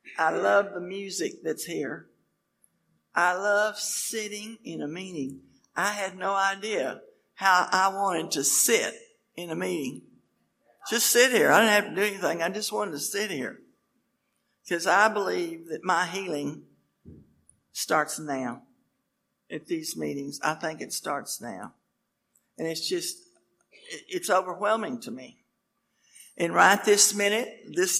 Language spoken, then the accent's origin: English; Lubbock, Texas, United States; also born or lived in Oklahoma; I was born in Lubbock, Texas